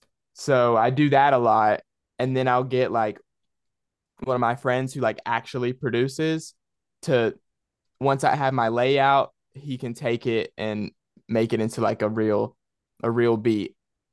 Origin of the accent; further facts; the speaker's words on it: Spartanburg, South Carolina, United States; Because where I live, like the music, there is no music scene out here.